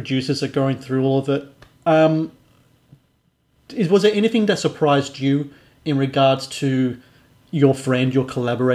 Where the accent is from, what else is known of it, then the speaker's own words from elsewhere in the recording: Australia; growing up in Australia